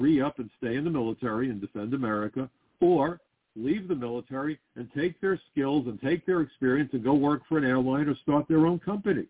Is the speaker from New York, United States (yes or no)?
yes; New York City, New York, United States; I'm from Brooklyn